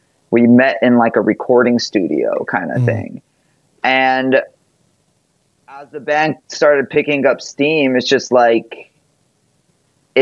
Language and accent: English; Hawaii, United States; moved away; I grew up in Hawaii